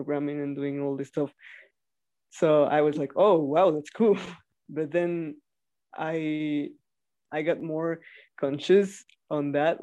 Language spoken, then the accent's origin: English; Mexico; I'm from Mexico